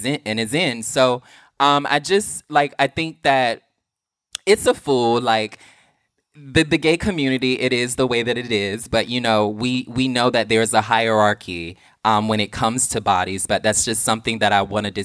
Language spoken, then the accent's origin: English; the South, United States; I'm from the South